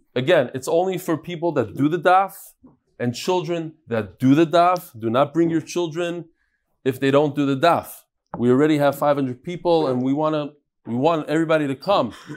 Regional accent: United States; I grew up in America

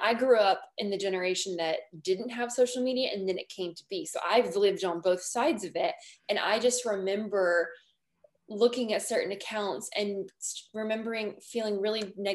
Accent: Washington, United States; also born or lived in New Zealand; now in Los Angeles, United States; I'm originally from Washington State, so just a little bit up north

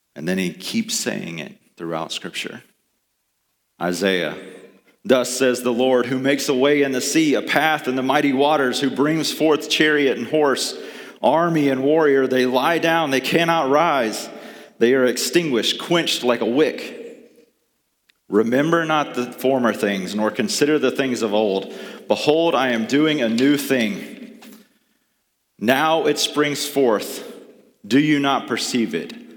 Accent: the South, United States; Growing up in the South

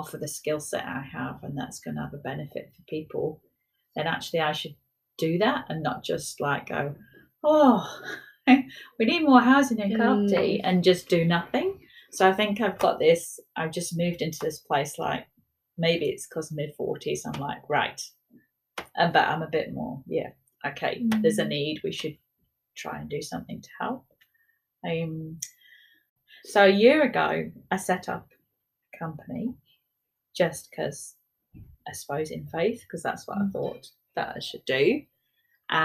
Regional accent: United Kingdom; moved away as an adult; now in Wellington, New Zealand; I'm a British architect

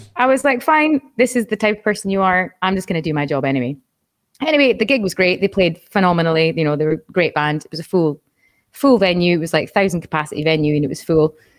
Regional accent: Aberdeen, Scotland, United Kingdom; moved away as an adult; also born or lived in Edinburgh; the college was in my hometown in Aberdeen

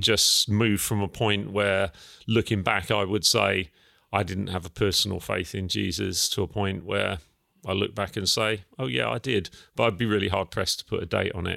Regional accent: Felixstowe, East of England, United Kingdom; also born or lived in Ipswich; I was actually born in Ipswich, but, um, my family, my parents lived in Felix Stowe. I was the first child to turn up. And, um, yeah, I was brought up in Felix Stowe, went to school in Felix Stowe.

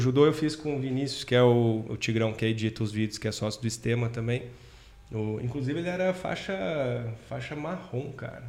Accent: Cruzeiro, São Paulo, Brazil; eu sou de Cruzeiro, interior de São Paulo, cidadezinha, ovo, pequenininha

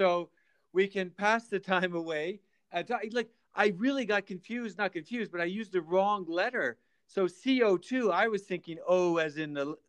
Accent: Calgary, Alberta, Canada; And, you know, I'm from Calgary

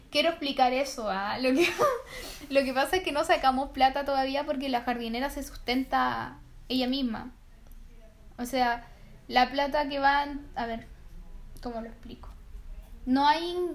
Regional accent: Copiapó, Atacama, Chile; Nosotros somos de Copiapox

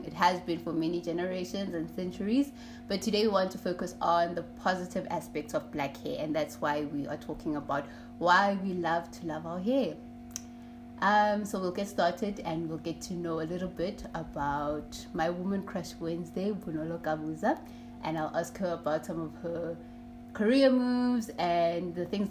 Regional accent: Soweto, Gauteng, South Africa; I'm also a Soweto girl. I'm from Soweto. Pimville.

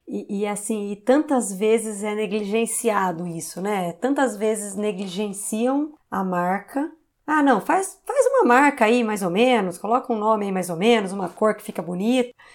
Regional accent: Campinas, São Paulo, Brazil; Eu sou de Campinas, né? A Ciber era uma empresa de Campinas que a QR comprou

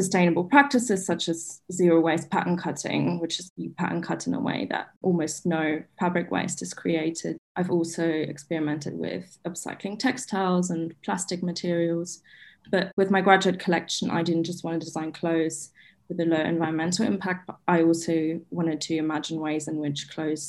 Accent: Berlin, Germany; I'm from Berlin in Germany

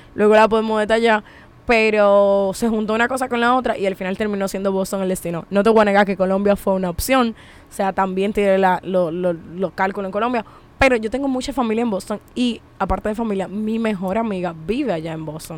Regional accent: Monte Cristi, Dominican Republic; soy de pueblo soy de Montecristi de Jabón

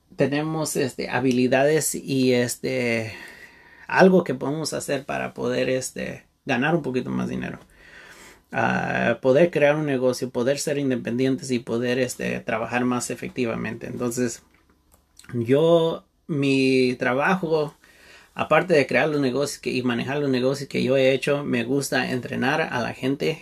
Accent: Santa Barbara, California, United States; yo nací y vivo en Santa Bárbara, California

